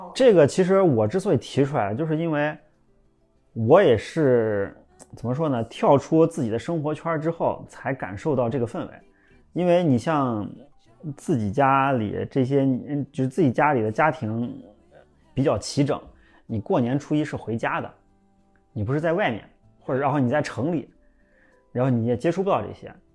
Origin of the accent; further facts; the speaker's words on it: Shaanxi, China; 对于我们陕西人来说，那不叫饰品了